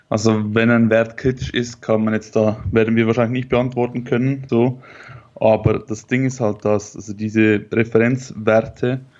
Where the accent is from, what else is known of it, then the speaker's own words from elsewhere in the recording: Switzerland; ich komme aus der Schweiz.